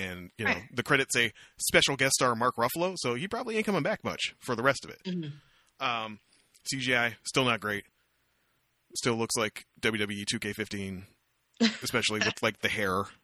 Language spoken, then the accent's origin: English; Canada; I'm from Canada